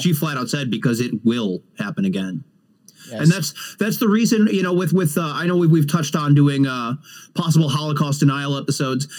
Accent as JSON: {"language": "English", "country": "United States", "said": "as an American"}